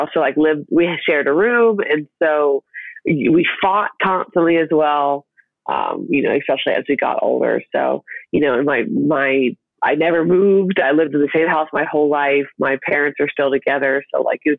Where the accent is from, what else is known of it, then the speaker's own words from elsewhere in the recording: South Carolina, United States; I am from South Carolina